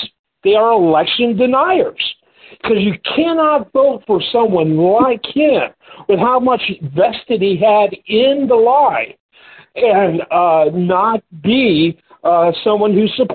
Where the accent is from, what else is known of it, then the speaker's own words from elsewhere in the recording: Texas, United States; moved away; I'm from Texas.